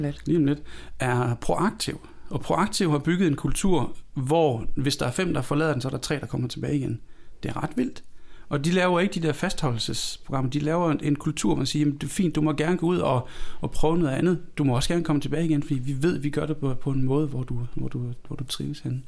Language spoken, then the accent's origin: Danish; Denmark; now in Copenhagen, Denmark; Jeg er født i Jylland. Jeg flyttet til København for... Jeg har boet i København flere år, end jeg har boet i Jylland.